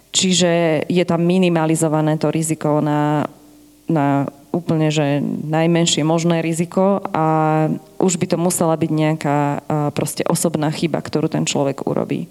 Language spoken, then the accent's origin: Slovak; Žiar nad Hronom, Banská Bystrica Region, Slovakia; moved away